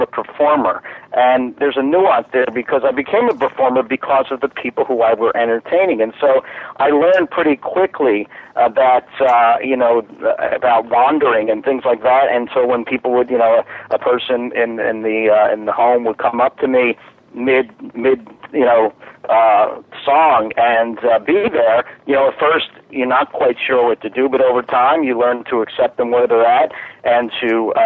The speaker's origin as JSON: {"language": "English", "town": "Philadelphia", "region": "Pennsylvania", "country": "United States", "moved": "as an adult", "lives_now": "North Carolina, United States", "said": "I'm originally from Philadelphia, moved down to the Carolinas 14 years ago"}